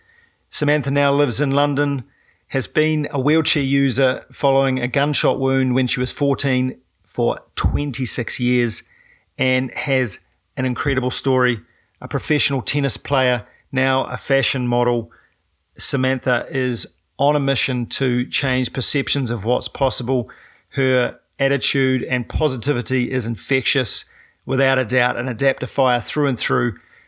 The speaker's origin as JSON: {"language": "English", "country": "New Zealand", "said": "I'm a paraplegic from New Zealand"}